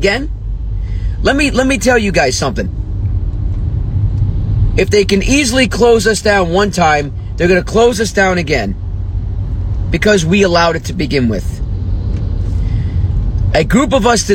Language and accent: English; New Jersey, United States; my home state, lovely Garden State, New Jersey